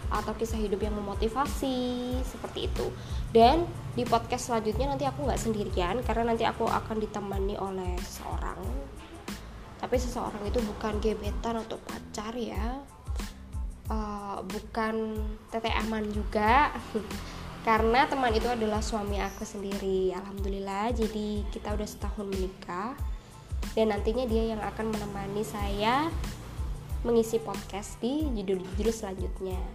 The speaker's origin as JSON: {"language": "Indonesian", "town": "Jember", "region": "East Java", "country": "Indonesia", "tie": "born or raised there", "lives_now": "Madiun, Indonesia", "said": "aku domisili di Madiun dan aku asli Jember"}